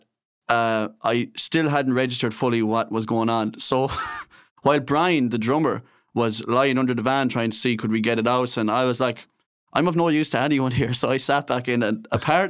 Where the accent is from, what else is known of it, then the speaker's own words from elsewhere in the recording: Castlerea, Connacht, Ireland; we're both from Castlereagh.